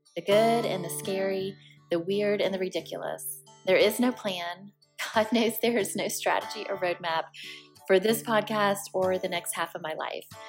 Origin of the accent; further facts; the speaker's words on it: Columbia, South Carolina, United States; also born or lived in Aiken, South Carolina; I grew up in South Carolina, born and raised, heart of the South, deep South, was raised in Columbia, South Carolina